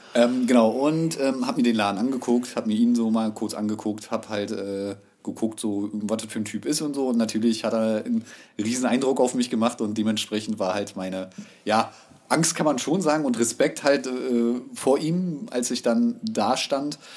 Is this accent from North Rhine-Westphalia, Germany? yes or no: no; Berlin, Germany; wohnhaft und geboren in Berlin, also Ur-Berliner kann man schon sagen, ja, gebürtig.